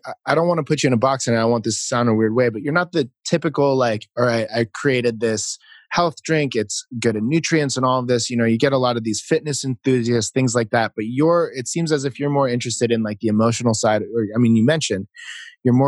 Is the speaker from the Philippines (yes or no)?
yes; Philippines; I'm Filipino